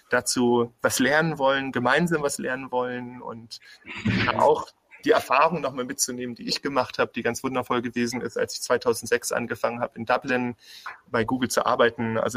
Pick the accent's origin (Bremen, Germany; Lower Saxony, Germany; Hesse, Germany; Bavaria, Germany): Bremen, Germany; also born or lived in Berlin; now in Heilbronn, Germany; Ich komme aus dem Norden, ich komme eigentlich aus, aus Bremen und ähm, ich hatte dann lange auch in Berlin gelebt